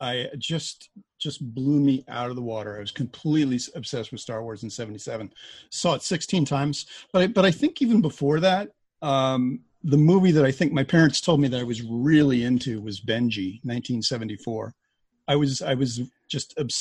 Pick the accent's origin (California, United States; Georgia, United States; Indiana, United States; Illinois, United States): Illinois, United States; Lake Forest; moved away as an adult; also born or lived in Boston / Providence; I'm from Lake Forest, Illinois